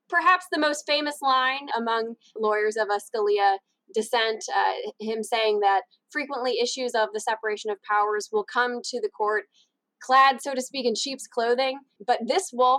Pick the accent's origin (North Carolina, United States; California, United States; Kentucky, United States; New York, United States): Kentucky, United States; I'm also from Kentucky